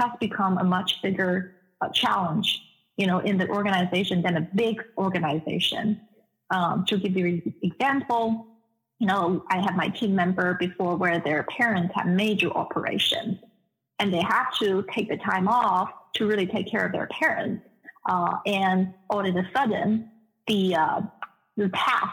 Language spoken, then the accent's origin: English; China; moved away as an adult; also born or lived in Netherlands / United Kingdom; now in Des Moines, United States; I was born and raised in China. I spent 25 years there before I left China.